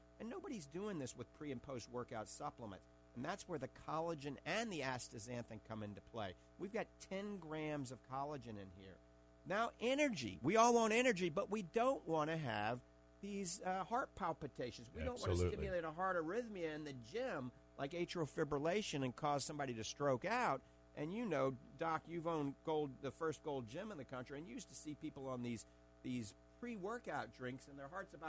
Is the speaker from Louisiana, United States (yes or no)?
yes; New Orleans, Louisiana, United States; accent: Cajun; I actually like Arkansas. I grew up in New Orleans. That's why everybody calls me a coon ass, you know. Oh. I don't have my my Cajun accent anymore.